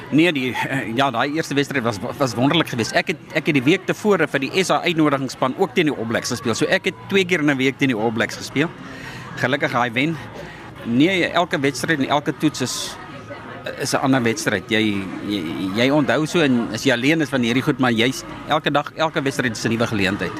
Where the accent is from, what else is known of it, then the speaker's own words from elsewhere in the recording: South Africa; ons as Suid-Afrikaners